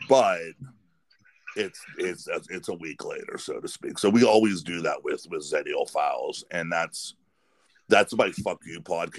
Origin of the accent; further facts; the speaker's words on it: Pennsylvania, United States; I'm from Pennsylvania